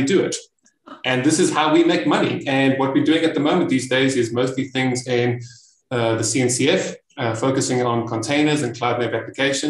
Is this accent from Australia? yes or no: no; South Africa; I am from South Africa